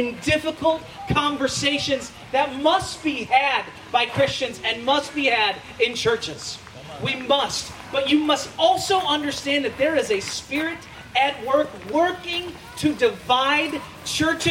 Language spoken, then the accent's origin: English; United States; As an American